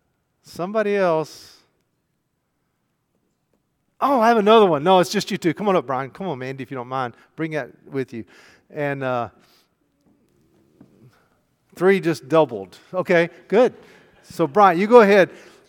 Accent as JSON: {"language": "English", "region": "Arkansas", "country": "United States", "said": "So we're both from South Arkansas. Can y'all tell?"}